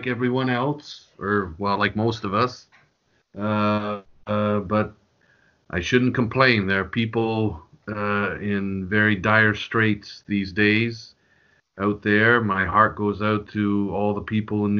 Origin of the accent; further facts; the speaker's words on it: Canada; as a Canadian